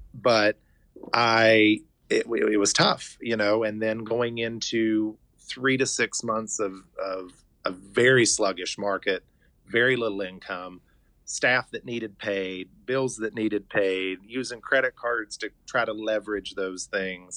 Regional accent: Hurricane, West Virginia, United States; having been born and raised here, I grew up in Hurricane, and my parents still live in Scott Depot.

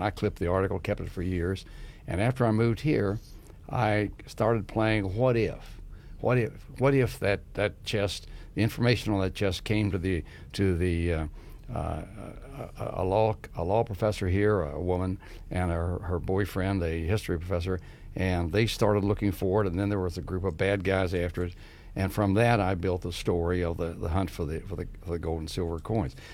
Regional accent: Grant County, West Virginia, United States; I grew up in Grand County, which is surrounded by history

